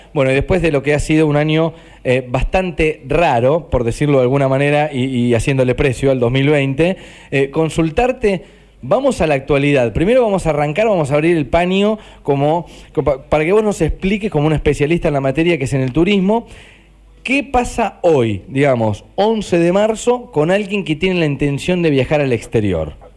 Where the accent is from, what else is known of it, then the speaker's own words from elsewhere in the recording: Argentina; yo argentino vacacionando